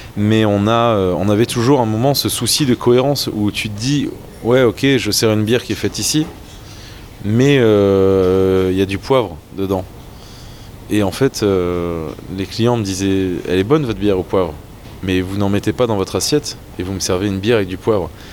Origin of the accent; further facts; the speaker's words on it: French Flanders, Hauts-de-France, France; je suis un mec d'ici, je suis un mec de cette région, je suis amoureux de la Flandre, je suis enraciné